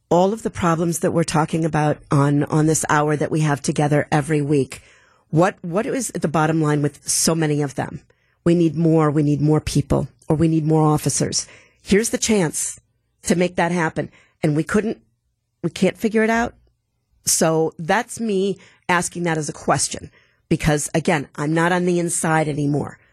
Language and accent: English; Milwaukee, Wisconsin, United States; I'm from Milwaukee